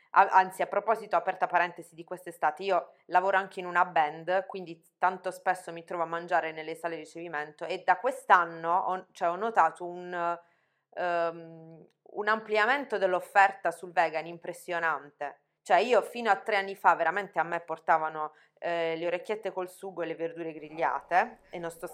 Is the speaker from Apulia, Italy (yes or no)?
yes; Conversano, Apulia, Italy; del mio paese di Conversano